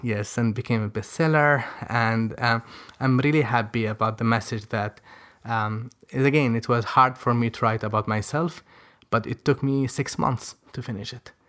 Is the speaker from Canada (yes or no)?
no; Yemen; English is a second language; moved away as an adult; also born or lived in Djibouti; we were the first Yemenis ever